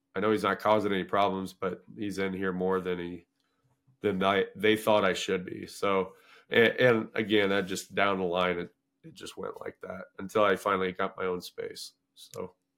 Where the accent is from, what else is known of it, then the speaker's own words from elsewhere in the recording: Paxton, Illinois, United States; moved away as an adult; also born or lived in Skokie, Illinois; my hometown of Paxton